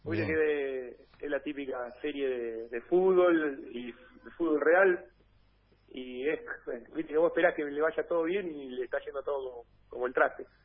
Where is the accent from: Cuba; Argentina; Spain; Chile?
Argentina; Cabildo, Buenos Aires; Y yo salgo de Pacífico Cabildo, de que es el club de mi pueblo, que juega ahí en la Liga del Sur.